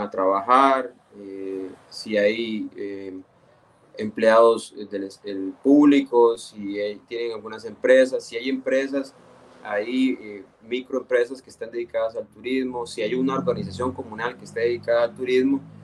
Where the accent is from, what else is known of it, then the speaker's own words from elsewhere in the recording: Esparza, Puntarenas, Costa Rica; yo soy de Esparzo